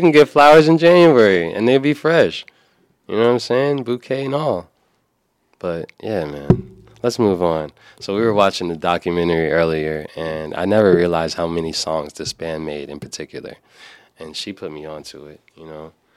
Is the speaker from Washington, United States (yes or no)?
no; New York, United States; As a New Yorker